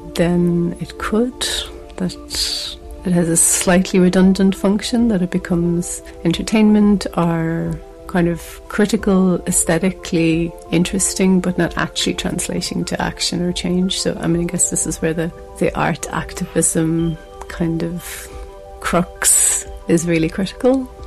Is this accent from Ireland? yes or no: yes; Ireland; I'm visiting from Ireland